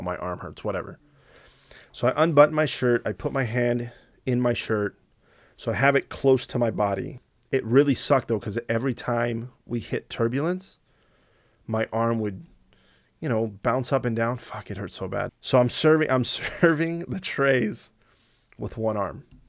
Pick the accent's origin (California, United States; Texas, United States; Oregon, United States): California, United States; Southern; moved away as an adult; also born or lived in Houston; I grew up in Southern California.